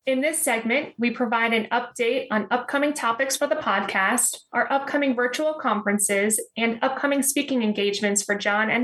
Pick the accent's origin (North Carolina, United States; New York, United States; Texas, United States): Texas, United States; in my home state, Texas